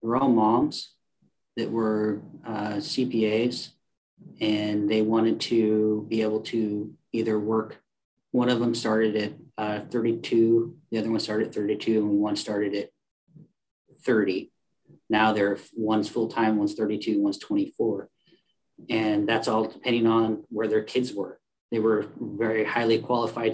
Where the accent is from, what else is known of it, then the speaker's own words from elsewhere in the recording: Oregon, United States; we're from Oregon, so we love the outdoors